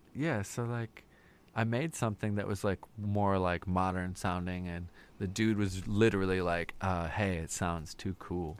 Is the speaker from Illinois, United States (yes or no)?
yes; Wheaton, Illinois, United States; also born or lived in Hanover Park / Lake in the Hills; I grew up mostly in Wheaton.